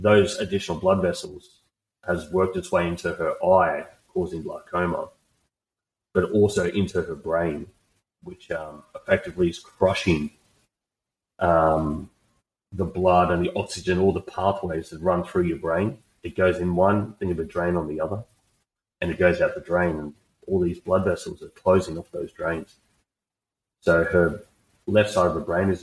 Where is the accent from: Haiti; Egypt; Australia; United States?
Australia; I'm just an Aussie bloke